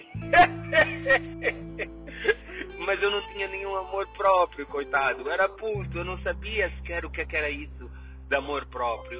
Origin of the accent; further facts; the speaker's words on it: Luanda, Luanda Province, Angola; Eu nasci em Luanda, Angola, 22 eh, de fevereiro de 1981